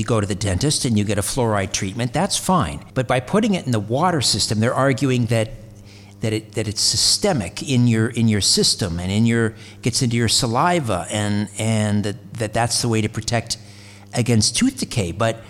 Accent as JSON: {"language": "English", "town": "Brantford", "region": "Ontario", "country": "Canada", "tie": "born or raised there", "said": "just west of Brantford, my hometown in Ontario"}